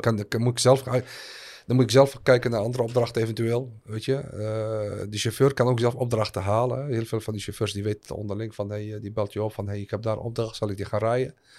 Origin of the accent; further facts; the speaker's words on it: Al Hoceima, Tanger-Tetouan-Al Hoceima, Morocco; moved away; also born or lived in Netherlands; Ik kom zo dus uit Al-Huzima. Het dorp waar ik ben geboren